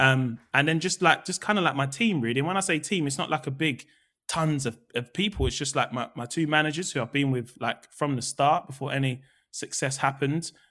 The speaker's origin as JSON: {"language": "English", "region": "London", "country": "United Kingdom", "tie": "born or raised there", "also_born_or_lived": "Peckham", "said": "we grew up in Camberwell"}